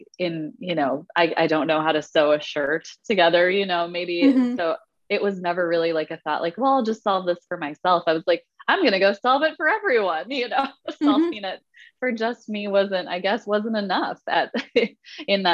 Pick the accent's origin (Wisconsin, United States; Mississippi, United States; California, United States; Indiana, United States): Wisconsin, United States; growing up in Wisconsin in the middle of winter